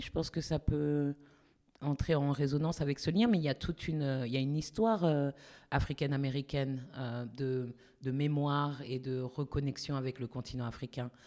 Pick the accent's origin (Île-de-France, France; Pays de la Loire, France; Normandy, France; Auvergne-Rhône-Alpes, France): Île-de-France, France; Paris; moved away as an adult; also born or lived in United States; je suis née à Paris